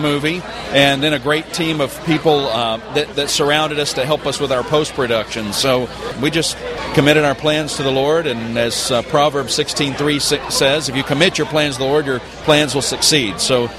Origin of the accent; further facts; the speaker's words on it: Memphis, Tennessee, United States; We're from Memphis